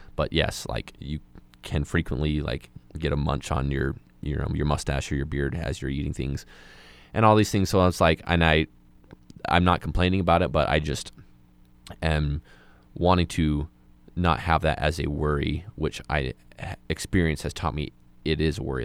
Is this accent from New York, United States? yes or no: no; Moab, Utah, United States; moved away as an adult; I'm from a, a small community like Moab, um, and, like, I come from, like, a religious part of that community, a lot of the people there who, like, watched you grow up